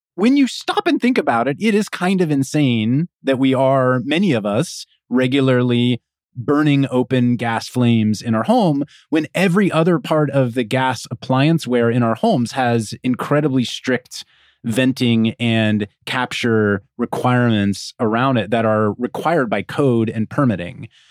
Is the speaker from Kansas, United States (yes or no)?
yes; Kansas, United States; I grew up in Kansas with electric electric stovetops